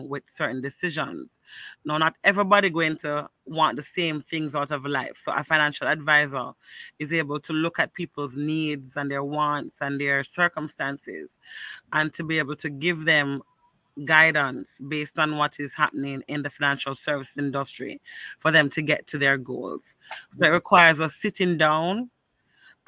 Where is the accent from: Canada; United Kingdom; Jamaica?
Jamaica; Kingston; I was born and raised in Rockford